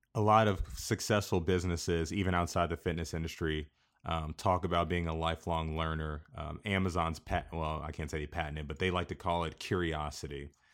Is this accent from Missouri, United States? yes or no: no; Kansas, United States